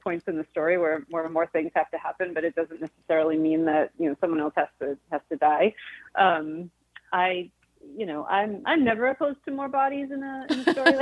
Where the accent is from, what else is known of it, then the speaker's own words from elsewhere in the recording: Massachusetts, United States; I grew up in Massachusetts